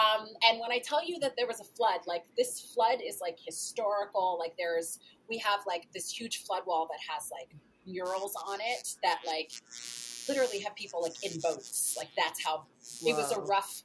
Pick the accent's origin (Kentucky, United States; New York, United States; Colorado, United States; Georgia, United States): Kentucky, United States; Paducah; moved away as an adult; I was born and raised in Paducah, Kentucky, which is, you know, that's my hometown. I lived there until I was 19